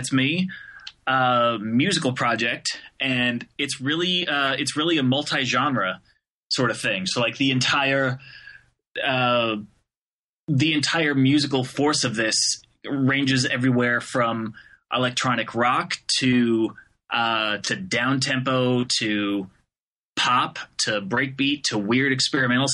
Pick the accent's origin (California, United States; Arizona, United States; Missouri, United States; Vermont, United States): Arizona, United States; Phoenix; moved away as an adult; now in Detroit, United States; I'm actually from Phoenix, Arizona, which is a wildly divergent, area and attitude and everything. So I grew up in the desert